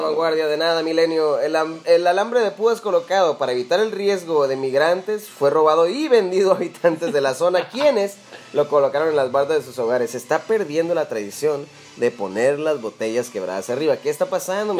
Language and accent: Spanish; Mexicali, Baja California, Mexico; Yo la verdad que siempre he sido un citadino y siempre he estado encerrado en mis finas, en mis finas calles de Mexicali